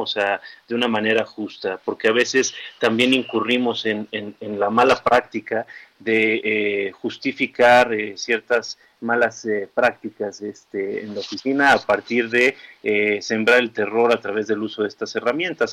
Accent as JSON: {"language": "Spanish", "region": "Chihuahua", "country": "Mexico", "tie": "born or raised there", "moved": "yes", "lives_now": "Mexico City, Mexico", "said": "yo soy originario de Chihuahua"}